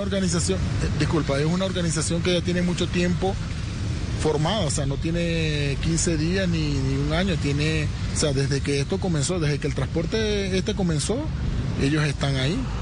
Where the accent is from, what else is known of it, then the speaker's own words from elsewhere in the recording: Venezuela; moved away as an adult; now in Bogotá, Colombia; Soy venezolano